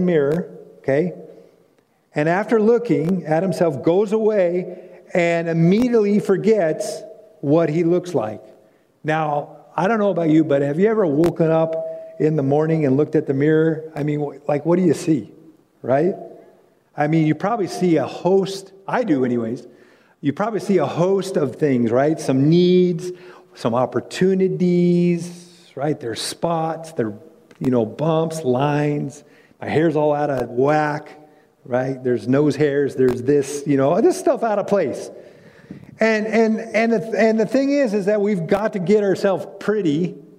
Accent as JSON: {"language": "English", "region": "California", "country": "United States", "tie": "born or raised there", "moved": "as an adult", "lives_now": "North Carolina, United States", "said": "I grew up in California, and when God called us to North Carolina"}